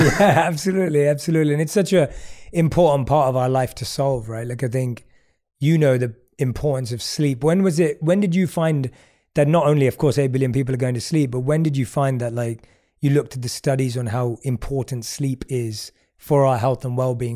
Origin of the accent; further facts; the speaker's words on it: London, United Kingdom; as a young kid growing up in London